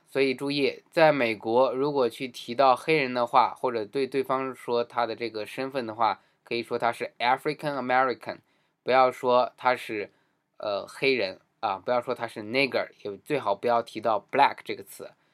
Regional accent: China; 尤其是我们中国人闹的误会

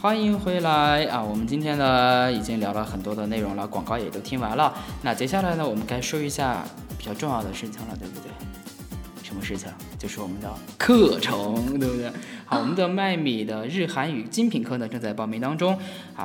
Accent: China; 我们中国人说拜拜

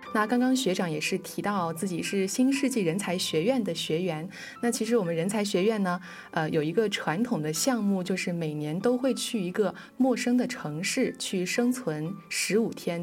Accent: Zhejiang, China; 我们生在浙江

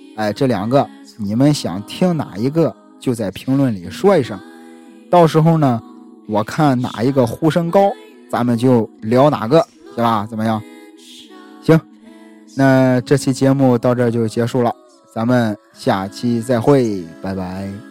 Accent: Shandong, China; 很多熟悉我的朋友都知道我是山东人，孔孟之乡

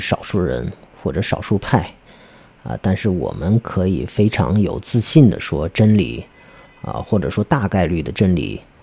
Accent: China; 虽然我们也是中国人

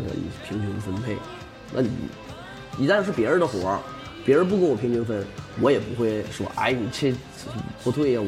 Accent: Changchun, Jilin, China; 我是长春的小Q

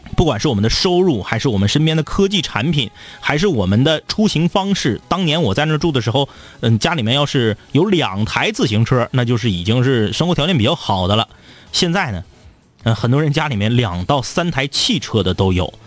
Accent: Changchun, Jilin, China; 自己长大的地方，我从小到大，呃，我们家的，呃，当然是在我出生之后啊，的第一套房子，老宅。 ，呃，也是在长春

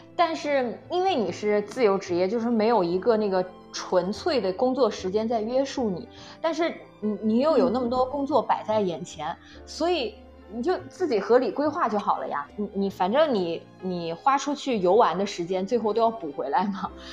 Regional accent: Nanjing, Jiangsu, China; moved away as an adult; now in Beijing, China; 我小时候在家，冬天都不下床的呀

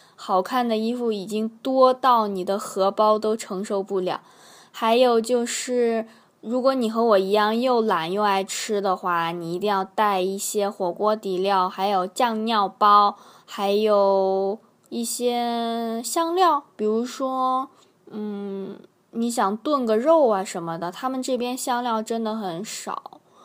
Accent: China; moved away as an adult; now in South Korea; 我是一个特别怪咖、特别逗逼的中国人

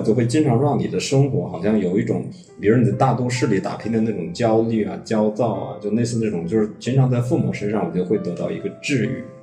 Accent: Hubei, China; moved away as an adult; now in Beijing, China; 我的家乡呢在湖北的一个，呃，小县城

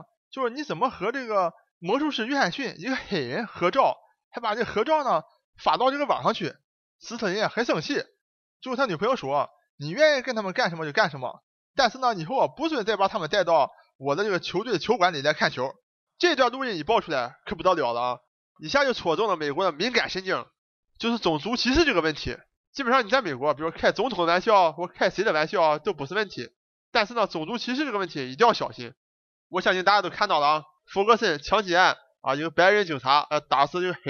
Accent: Dalian, Liaoning, China; 那咱就不讲咱们中国这个大连老乡老毕了啊

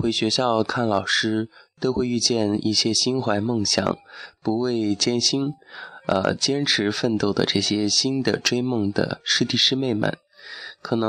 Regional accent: Fengjie, Chongqing, China; 这就是我的家乡奉节白帝城，也被称为诗城。

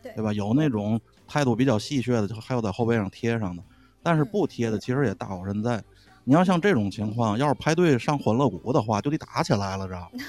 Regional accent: Tianjin, China; 我身为一名天津人

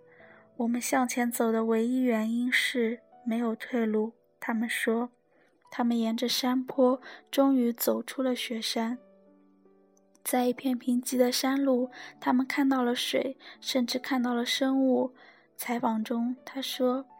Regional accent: Zhejiang, China; 作为浙江人，今年不得不提的天气，明显感觉今年要热。

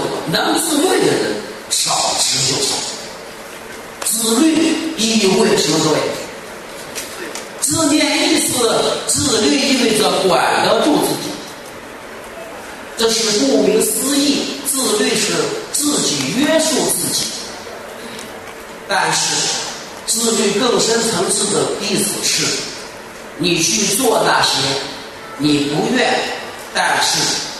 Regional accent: Shandong, China; 这段话不是说他说张掖来很远，我从山东来的不远，不是路程问题。

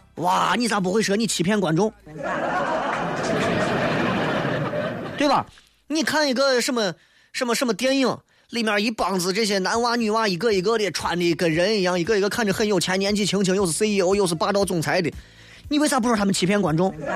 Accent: Xi'an, Shaanxi, China; 我是西安的，所以我就住在西安

